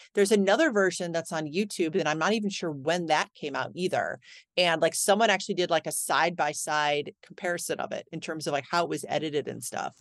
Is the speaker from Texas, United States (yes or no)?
no; Cleveland, Ohio, United States; I grew up in Cleveland